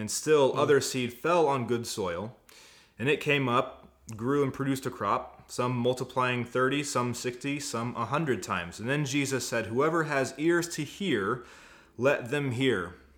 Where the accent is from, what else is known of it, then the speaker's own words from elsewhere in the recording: Indiana, United States; now in Arizona, United States; I'm from Indiana. But Indiana. I've been out here for 8 years, so yeah, I'm accustomed here.